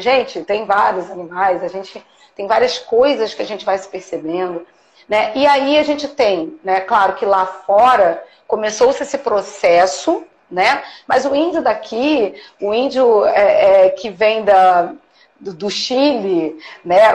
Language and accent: Portuguese; Brazil; eu sou brasileira